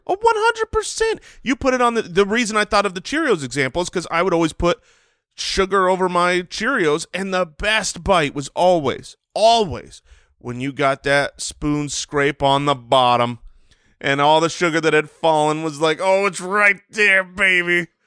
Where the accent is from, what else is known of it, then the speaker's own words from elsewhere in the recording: United States; an American who has eaten plenty of bread